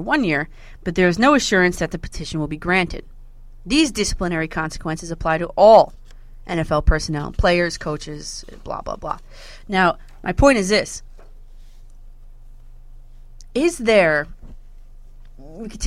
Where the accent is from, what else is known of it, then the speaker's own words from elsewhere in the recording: United States; living in the New York area for my whole life and growing up around the Giants